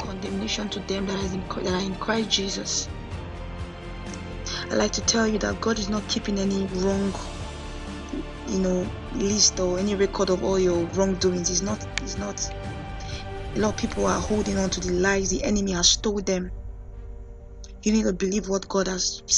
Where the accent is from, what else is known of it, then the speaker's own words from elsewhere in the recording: Nigeria; from my home country, Nigeria